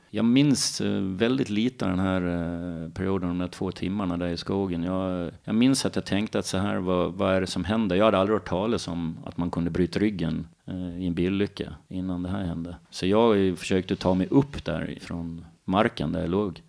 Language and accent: Swedish; Visby, Gotland, Sweden; also born or lived in Follingbo; Jag är född och uppvuxen på Gotland i Visby